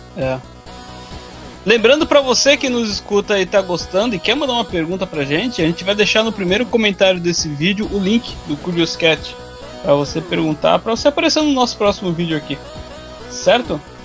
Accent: Joinville, Santa Catarina, Brazil; also born or lived in Balneário Camboriú; eu sou de Joinville, Santa Catarina. Meio Joinville, meio Balneário Camboriú

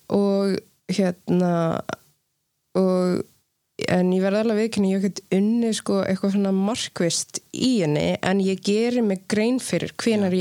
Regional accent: Iceland; moved away; also born or lived in Sweden / Namibia / New York; alast upp á Ísland

